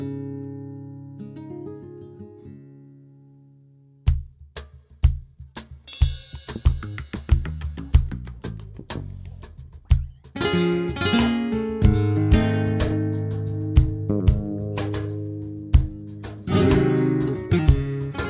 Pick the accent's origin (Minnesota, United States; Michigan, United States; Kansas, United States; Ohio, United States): Kansas, United States; Wichita; moved away as an adult; now in California, United States; I'm from Wichita, Kansas